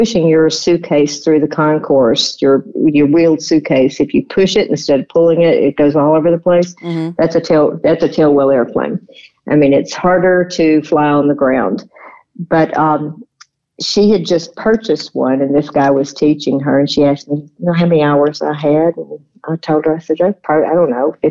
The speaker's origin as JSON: {"language": "English", "region": "Tennessee", "country": "United States", "said": "we're from Tennessee"}